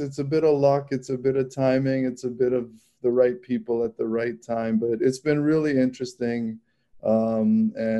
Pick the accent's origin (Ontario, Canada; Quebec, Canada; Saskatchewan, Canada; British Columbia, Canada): Ontario, Canada; Toronto; also born or lived in Washington, D.C.; now in Chicago, United States; So I'm Canadian. I mean, I grew up in Toronto